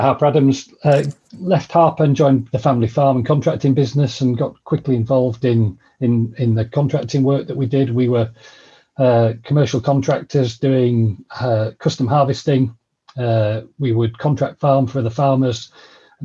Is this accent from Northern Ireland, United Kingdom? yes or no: no; Vale of York, Yorkshire and the Humber, United Kingdom; I'm a Yorkshire lad, born and bred. Come from the Vale of York